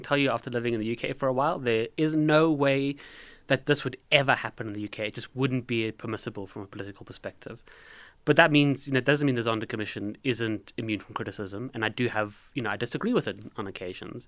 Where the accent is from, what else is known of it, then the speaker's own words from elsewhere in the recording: South Africa; I say this as a South African